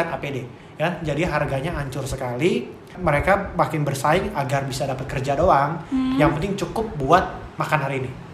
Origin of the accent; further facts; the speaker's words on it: Indonesia; sebagai eh, orang Indo